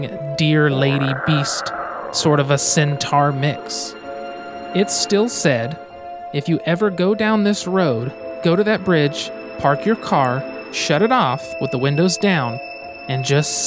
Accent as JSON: {"language": "English", "town": "Geary", "region": "Oklahoma", "country": "United States", "tie": "born or raised there", "said": "my hometown, Geary, Oklahoma"}